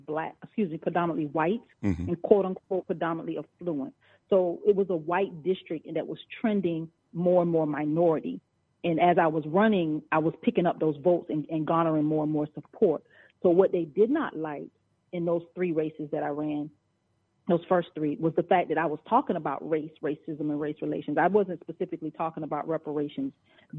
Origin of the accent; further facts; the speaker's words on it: South Georgia, United States; I'm from South Georgia. I'm a straight up country girl.